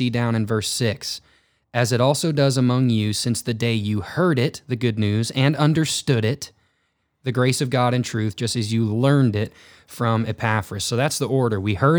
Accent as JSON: {"language": "English", "town": "Poplar Bluff", "region": "Missouri", "country": "United States", "tie": "born or raised there", "said": "We grew up in Southeast Missouri. We grew up in the Bible Belt where, as you hilariously said on Sunday, Poplar Bluff is the home of like Mexican restaurants, car dealerships, and churches."}